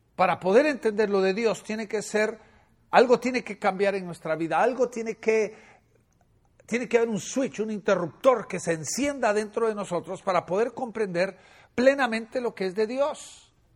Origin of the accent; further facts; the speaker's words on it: Guatemala; moved away; En Guatemala, mi país natal